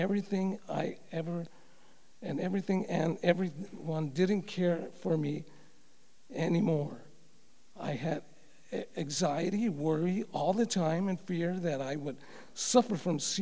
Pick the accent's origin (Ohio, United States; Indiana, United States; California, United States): California, United States; Los Angeles; also born or lived in Covina; As I was growing up in Los Angeles, I attended a Catholic church and tried my best as a little boy to understand the faith